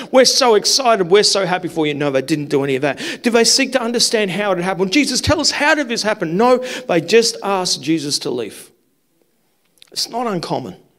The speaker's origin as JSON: {"language": "English", "region": "South Australia", "country": "Australia", "tie": "born or raised there", "also_born_or_lived": "New South Wales", "moved": "as an adult", "said": "I grew up in South Australia"}